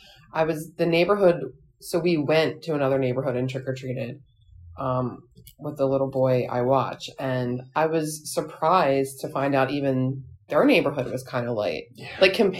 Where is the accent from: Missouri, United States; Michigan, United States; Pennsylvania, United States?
Pennsylvania, United States; Philadelphia; we're from Philadelphia.